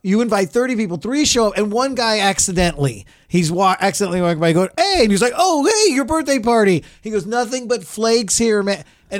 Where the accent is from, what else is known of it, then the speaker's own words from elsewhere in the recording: Central California, United States; No, I grew up in the Central, not down.